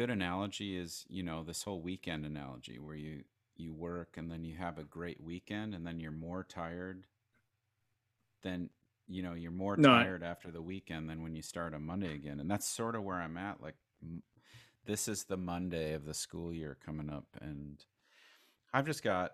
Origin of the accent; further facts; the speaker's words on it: Crookston, Minnesota, United States; I was born in Crookston, Minnesota in 1979